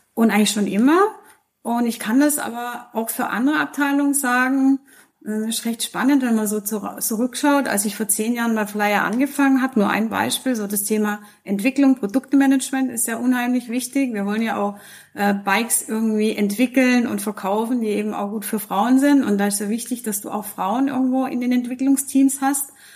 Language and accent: German; Switzerland; die wir hier bei uns in der Schweiz haben